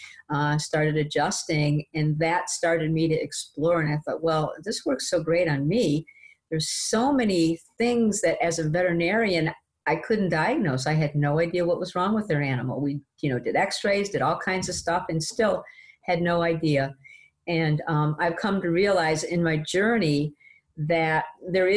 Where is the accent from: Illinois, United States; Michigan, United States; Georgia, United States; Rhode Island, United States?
Michigan, United States; Detroit; moved away as an adult; now in Ottsville, United States; I am a Michigan girl, born and raised in Detroit.